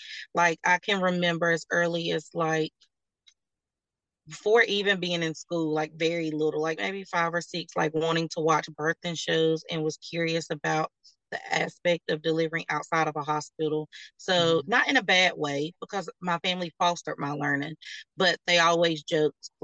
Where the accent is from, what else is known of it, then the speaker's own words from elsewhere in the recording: North Carolina, United States; I'm born and raised in North Carolina